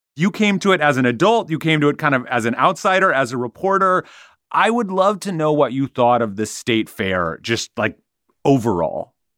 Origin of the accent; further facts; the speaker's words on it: Minnesota, United States; I grew up in Minnesota, and that meant a yearly pilgrimage to the state fair.